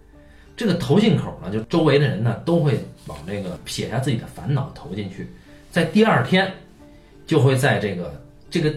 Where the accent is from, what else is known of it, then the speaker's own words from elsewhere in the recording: China; 我们中国人